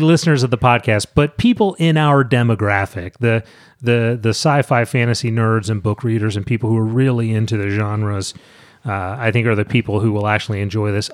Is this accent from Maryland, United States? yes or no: yes; St. Mary's County, Maryland, United States; about three miles from where I grew up in St. Mary's County